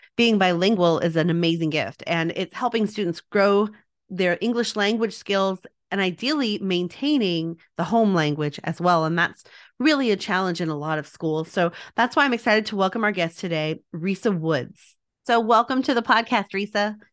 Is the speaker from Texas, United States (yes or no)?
yes; El Paso, Texas, United States; I am from El Paso, Texas